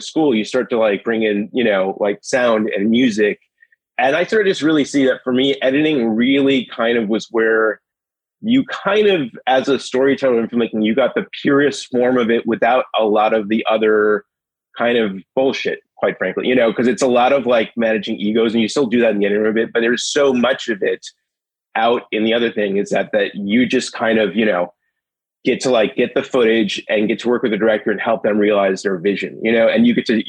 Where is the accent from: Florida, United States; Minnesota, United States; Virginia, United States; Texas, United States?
Minnesota, United States; Minneapolis; I grew up in Minneapolis